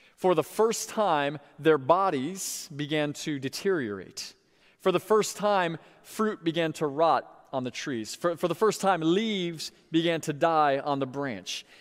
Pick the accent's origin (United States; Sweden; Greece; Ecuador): United States; Sebring, Florida; my hometown of Sebring, Florida